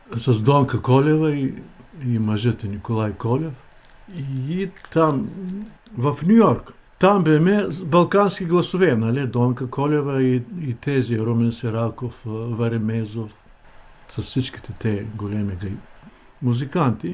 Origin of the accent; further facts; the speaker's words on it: Rhodope Mountains, Bulgaria; По-рано в Родопите имахме голямо стадо овце, много ливади, гори